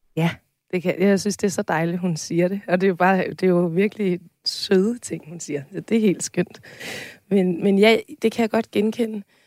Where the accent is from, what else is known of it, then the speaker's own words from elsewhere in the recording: Tårnby, Capital Region of Denmark, Denmark; Tormby Teater, som øh, ligger ret tæt på, hvor jeg er opvokset